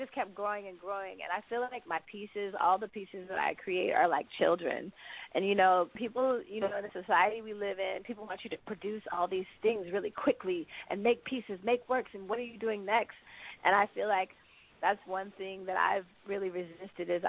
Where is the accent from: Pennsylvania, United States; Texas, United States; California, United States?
California, United States; the Bay Area; born or raised there; now in Brooklyn, United States